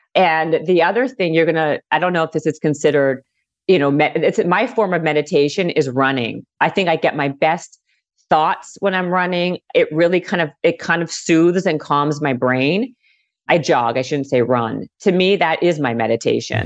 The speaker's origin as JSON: {"language": "English", "town": "Winnipeg", "region": "Manitoba", "country": "Canada", "also_born_or_lived": "Toronto", "moved": "as an adult", "lives_now": "Los Angeles, United States", "said": "I'm originally from Winnipeg, Manitoba"}